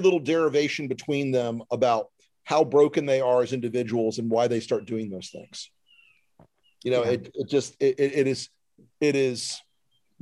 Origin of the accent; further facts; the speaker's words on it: the South, United States; I was raised in the South